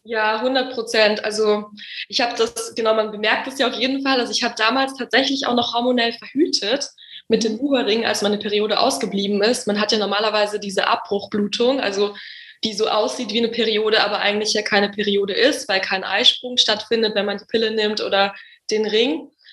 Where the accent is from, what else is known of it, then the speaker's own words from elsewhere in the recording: Munich, Bavaria, Germany; now in Berlin, Germany; ganz ursprünglich komme ich aus München